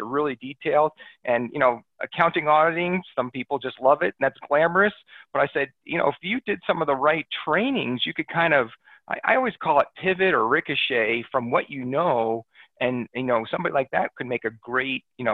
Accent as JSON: {"language": "English", "region": "New Jersey", "country": "United States", "tie": "born or raised there", "moved": "yes", "said": "I'm from back east originally. I grew up in New Jersey"}